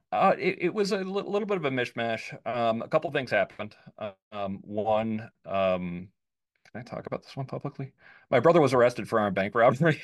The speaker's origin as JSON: {"language": "English", "region": "suburbs of New York", "country": "United States", "tie": "born or raised there", "moved": "yes", "lives_now": "Washington, D.C., United States", "said": "I was born in New York, but I grew up in the burbs"}